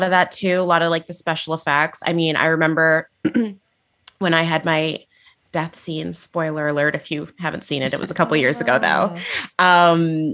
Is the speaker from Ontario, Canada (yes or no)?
yes; Niagara, Ontario, Canada; also born or lived in Toronto; my hometown in Niagara.